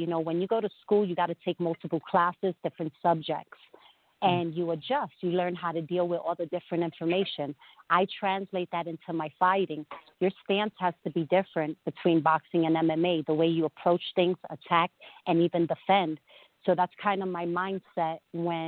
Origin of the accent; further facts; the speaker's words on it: New York City, New York, United States; I'm from Brooklyn, New York. You know, I'm from Bushwick, and I didn't think I was ever going to even leave my neighborhood